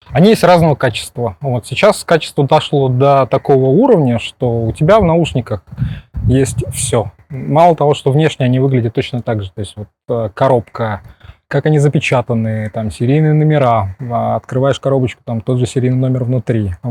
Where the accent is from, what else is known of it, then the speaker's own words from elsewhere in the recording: Moscow, Russia; из Москвы.